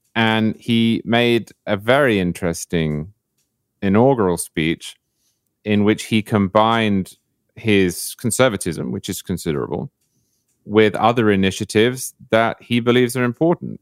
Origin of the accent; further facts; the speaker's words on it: United Kingdom; now in Florida, United States; as a Brit